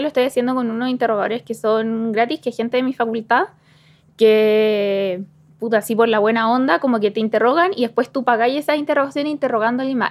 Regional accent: Chimbarongo, O'Higgins, Chile; soy de Chimarongo.

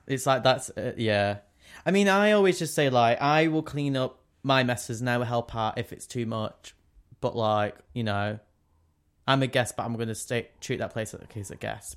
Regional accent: England, United Kingdom; we're English

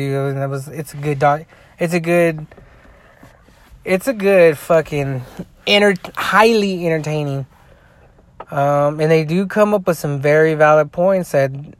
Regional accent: United States; I'm an American

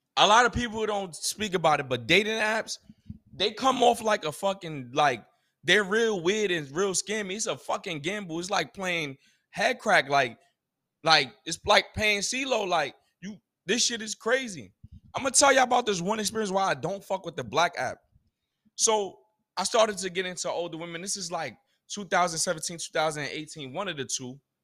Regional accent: United States; as a American that, a black American, a African American

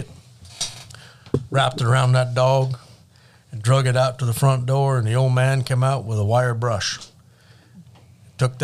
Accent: Williams Lake, British Columbia, Canada; moved away as an adult; also born or lived in Revelstoke, British Columbia / 150 Mile House, British Columbia; now in United States; I was born and raised in Williams Lake

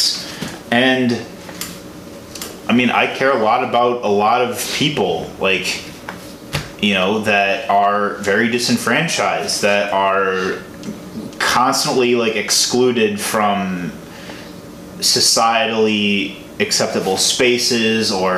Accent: Chicago, Illinois, United States; I'm from Chicago

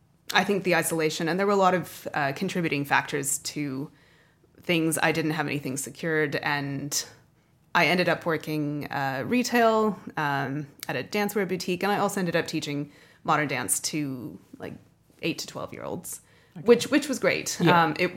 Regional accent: Denver, Colorado, United States; born there; While I was born in Denver and in Colorado, I didn't have a really wide network of people there.

